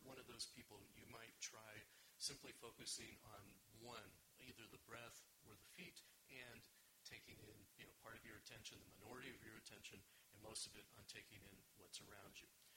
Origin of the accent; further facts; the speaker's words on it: Los Angeles, California, United States; moved away as an adult; also born or lived in Israel; I grew up in California, in Los Angeles, but lived in Israel for 15 years